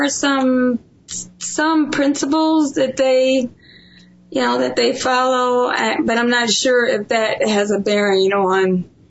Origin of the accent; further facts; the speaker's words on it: Ohio, United States; moved away as an adult; I'm originally from Ohio.